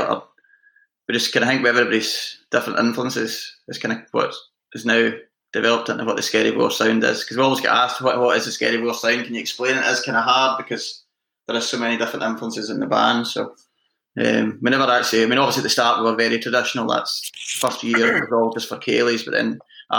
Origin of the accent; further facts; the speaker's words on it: Tiree, Scotland, United Kingdom; moved away; also born or lived in Glasgow; I was certainly majority traditional growing up in Tyree